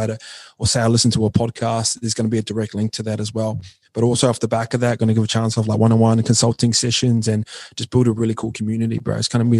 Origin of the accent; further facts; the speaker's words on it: New Zealand; I'm from New Zealand, so I kind of gravitate towards that.